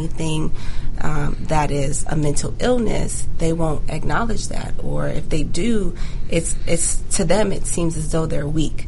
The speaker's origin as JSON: {"language": "English", "town": "Jacksonville", "region": "Florida", "country": "United States", "tie": "born or raised there", "also_born_or_lived": "Jamaica / Gwinnett County, Georgia", "moved": "yes", "said": "I'm actually from Jacksonville, Florida. So I grew up partly in Jamaica, but majority of my time was spent in Jacksonville"}